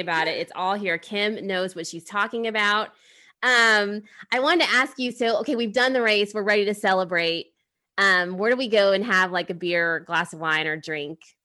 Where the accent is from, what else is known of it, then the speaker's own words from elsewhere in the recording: Midwest, United States; now in California, United States; I'm from the Midwest